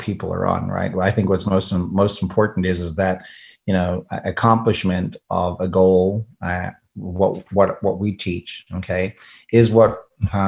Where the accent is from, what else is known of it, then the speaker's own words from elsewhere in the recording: South Africa; now in United States; I'm an immigrant from South Africa.